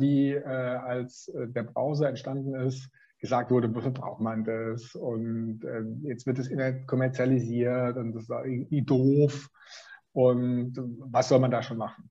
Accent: Swabia, Germany; ich bin Schwabe

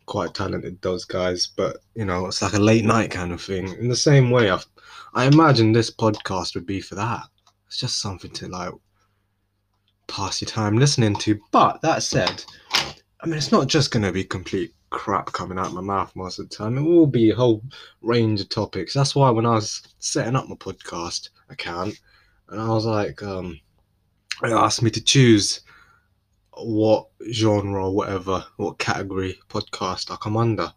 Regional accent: London, United Kingdom; moved away; I'm from London. Not anymore, though. No, but I am technically. I just don't live there anymore

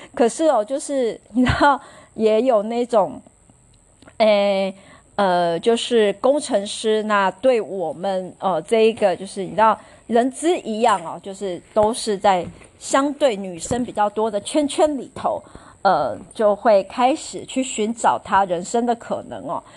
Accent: Chiayi, Taiwan; 因为我当时就是小时候是住在嘉义

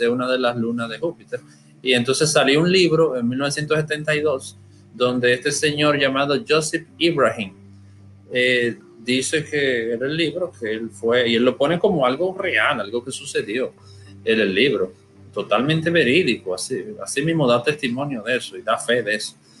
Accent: Dominican Republic; yo soy dominicano

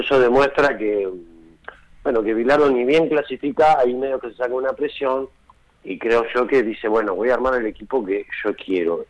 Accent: Argentina; yo soy de Hessel, soy del interior

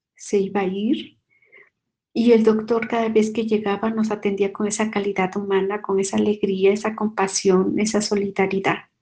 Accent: Mexico; soy mexicana

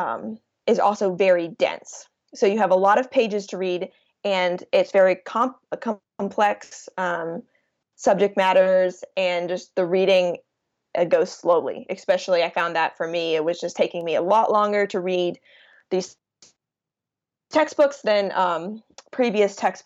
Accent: Rock Hill, South Carolina, United States; I grew up in Rock Hill, South Carolina

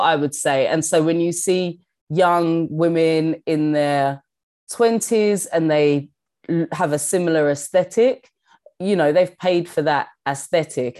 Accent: London, United Kingdom; moved away as an adult; also born or lived in New York; I've always felt like such a Londoner

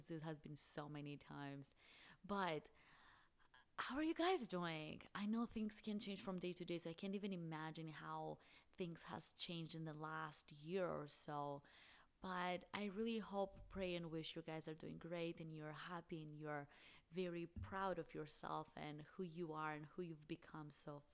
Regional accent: Albania; moved away as an adult; now in Phoenix, United States; I'm originally from Albania. I have been in the States for the last 6 years. I currently live in Phoenix, Arizona.

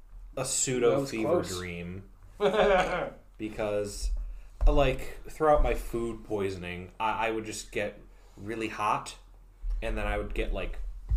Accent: Michigan, United States; my hometown of Michigan.

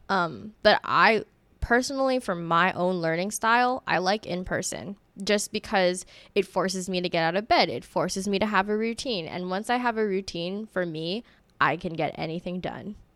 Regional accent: Honolulu, Hawaii, United States; my hometown is Honolulu, Hawaii.

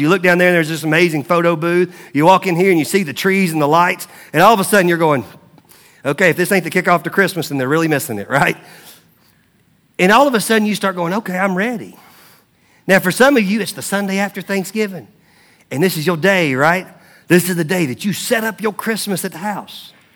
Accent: Mount Juliet, Tennessee, United States; moved away; I grew up in Mount Juliet, Tennessee.

